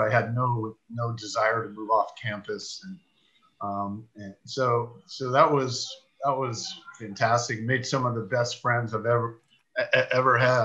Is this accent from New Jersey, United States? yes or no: no; San Mateo, California, United States; I grew up in San Mateo